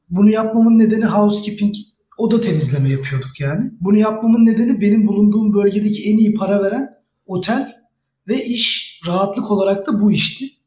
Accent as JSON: {"language": "Turkish", "region": "Bursa", "country": "Turkey", "tie": "born or raised there", "said": "e, Bursa doğumlu büyümeyim. Aslen Erzurumluyuz."}